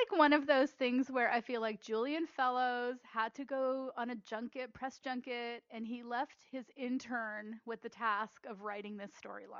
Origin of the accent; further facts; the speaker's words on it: Canada; I'm Canadian